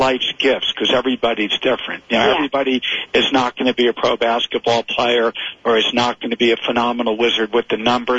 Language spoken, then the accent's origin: English; Springfield, New Jersey, United States; I grew up in Springfield, right in Union County